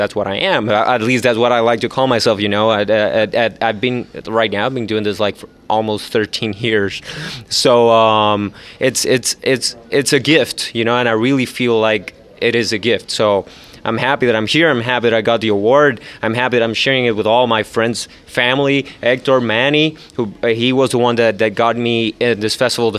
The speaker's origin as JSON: {"language": "English", "country": "Puerto Rico", "said": "I'm from Puerto Rico"}